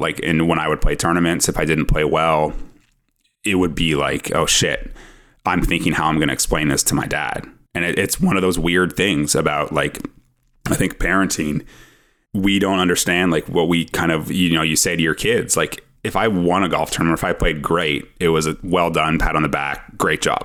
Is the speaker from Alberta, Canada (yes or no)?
no; Ottawa, Ontario, Canada; I'm from Ottawa